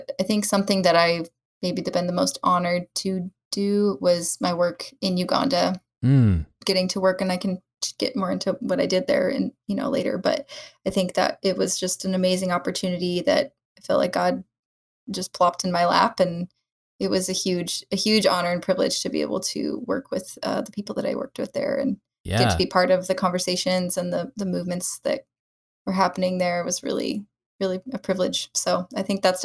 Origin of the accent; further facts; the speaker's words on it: Billings, Montana, United States; also born or lived in Nebraska / Colorado / Bozeman; So I grew up in Billings. I was born in Nebraska, fun fact, but I didn't live there very long